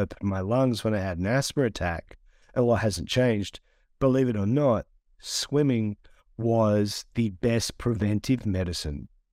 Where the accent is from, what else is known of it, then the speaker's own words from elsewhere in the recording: Sydney, New South Wales, Australia; I'm Australian.